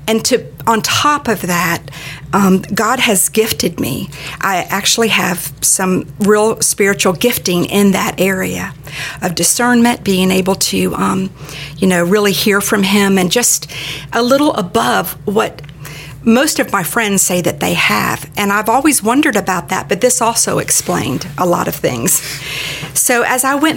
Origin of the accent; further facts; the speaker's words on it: Daytona Beach, Florida, United States; I grew up in Daytona Beach.